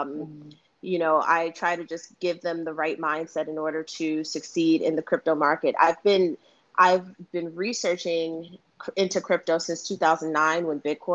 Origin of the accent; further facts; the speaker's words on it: New York City, New York, United States; also born or lived in Bronx, New York; now in Yonkers, United States; I originally grew up in Harlem